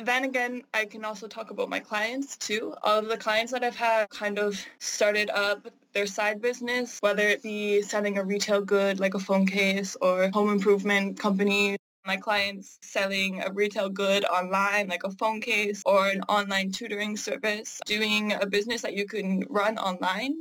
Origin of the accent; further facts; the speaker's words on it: Canada; I am Canadian